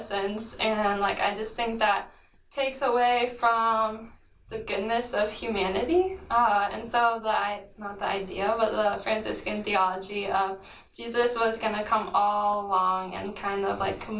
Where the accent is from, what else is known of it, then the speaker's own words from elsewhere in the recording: Keokuk, Iowa, United States; I am from Keokuk, Iowa.